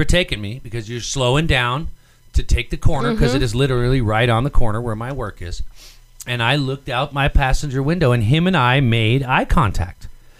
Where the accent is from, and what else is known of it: United States